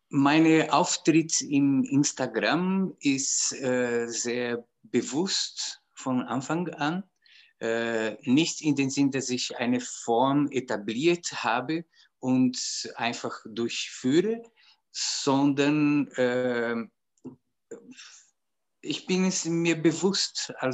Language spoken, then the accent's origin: German; Brazil; German is a second language; moved away as an adult; now in Austria; ich bin aus Brasilien nach Österreich gekommen, um Musik zu studieren.